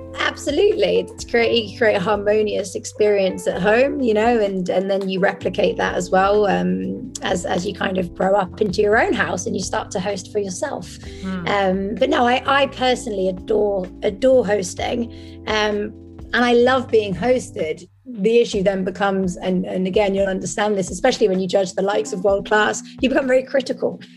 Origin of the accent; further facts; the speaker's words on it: France; now in Amsterdam, Netherlands; I was raised in France